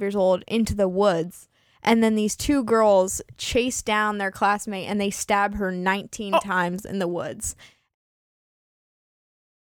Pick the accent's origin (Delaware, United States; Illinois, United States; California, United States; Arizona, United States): California, United States; I'm from California